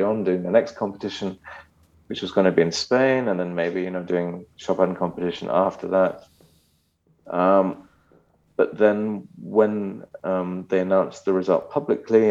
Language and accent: English; London, United Kingdom; moved away as an adult; now in Germany; My father's German, mother's Japanese, but I was born in England.